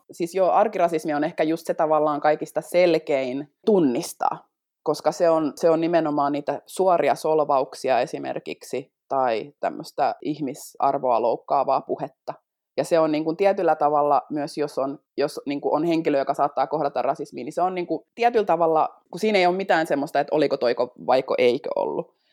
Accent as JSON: {"language": "Finnish", "country": "Finland", "tie": "born or raised there", "first_language": "Finnish", "said": "mä puhun äidinkielenäni niin suomea, mä oon syntynyt Suomessa"}